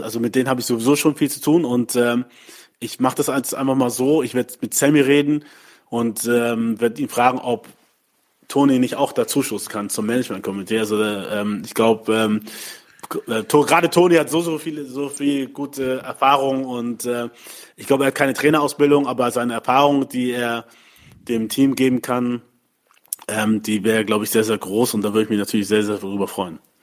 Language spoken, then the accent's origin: German; Hamburg, Germany; also born or lived in Mainz; in Deutschland ähm, in dem Land, wo ich geboren bin, aufgewachsen bin